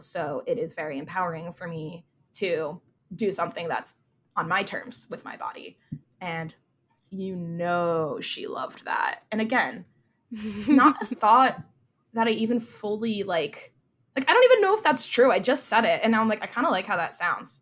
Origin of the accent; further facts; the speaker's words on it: New Jersey, United States; I have Jersey pride